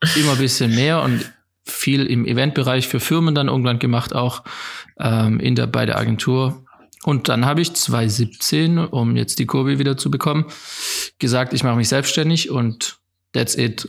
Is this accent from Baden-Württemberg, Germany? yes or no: yes; Rottweil, Baden-Württemberg, Germany; ich bin hier aufgewachsen in Rottweil, in einem kleinen Dorf bei Rottweil, Zepfenhorn